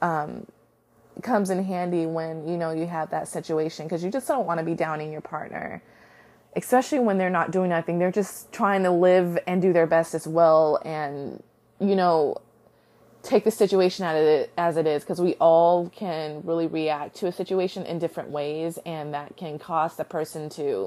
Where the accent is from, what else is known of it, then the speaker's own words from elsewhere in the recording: United States; I can only speak from an American culture because I am American